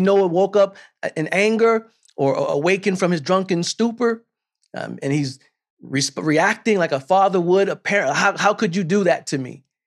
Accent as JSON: {"language": "English", "region": "South Carolina", "country": "United States", "tie": "born or raised there", "said": "I'm from South Carolina, and I watched the local news each night with my grandmother"}